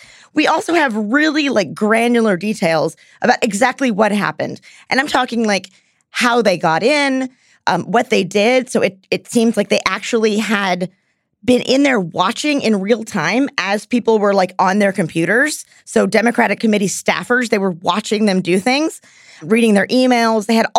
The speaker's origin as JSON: {"language": "English", "region": "Texas", "country": "United States", "said": "Y'all know you I'm from Texas."}